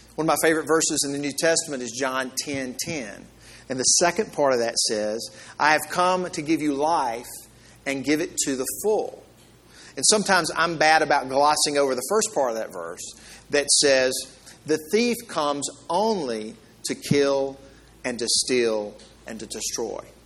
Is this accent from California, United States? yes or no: no; Mississippi, United States; I'm from the South and from Mississippi